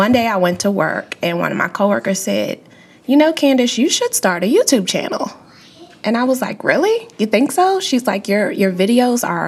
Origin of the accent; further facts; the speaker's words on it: Maryland, United States; moved away as an adult; also born or lived in California; born and raised in Maryland my whole life